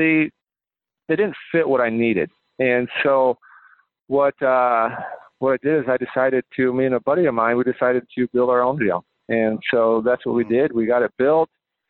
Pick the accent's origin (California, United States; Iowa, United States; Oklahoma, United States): Iowa, United States; Manly; I was raised in North Iowa. I graduated from a very small school.